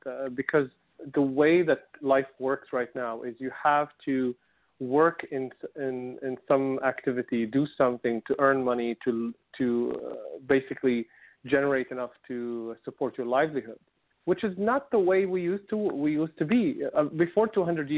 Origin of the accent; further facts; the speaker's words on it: Syria; moved away; I come from Syria, and everybody, if we go to the countryside, we had a land.